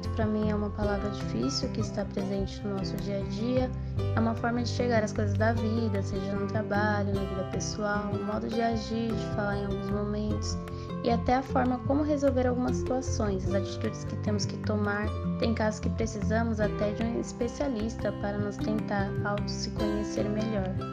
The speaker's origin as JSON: {"language": "Portuguese", "town": "São Luís", "region": "Maranhão", "country": "Brazil", "said": "sou aqui de São Luís do Maranhão"}